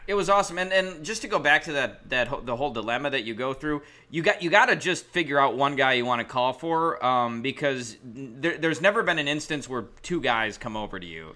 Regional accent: Milwaukee, Wisconsin, United States; I'm from Milwaukee

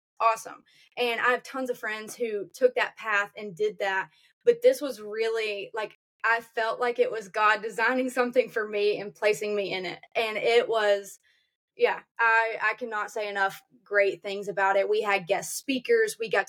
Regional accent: Auburn, United States; I'm from Auburn. This is what I do.

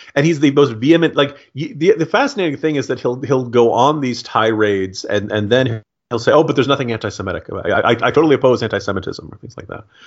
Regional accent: United States; I'm an American

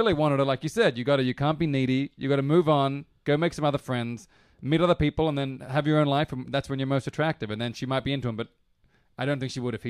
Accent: Australia; I'm Australian

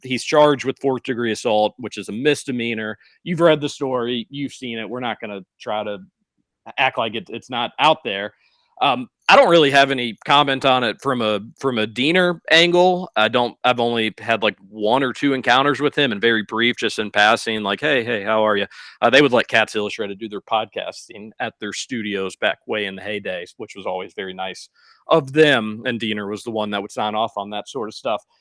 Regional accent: Louisville, Kentucky, United States; Growing up in the Highlands too, Roush, going to their basketball camps growing up.

